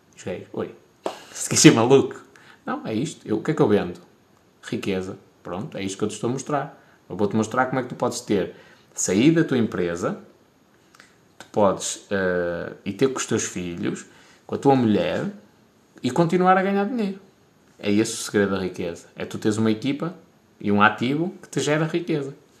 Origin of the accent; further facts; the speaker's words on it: Portugal; sou de Portugal